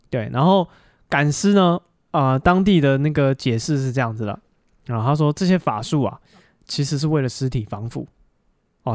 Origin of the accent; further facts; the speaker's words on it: Taiwan; 我们台湾人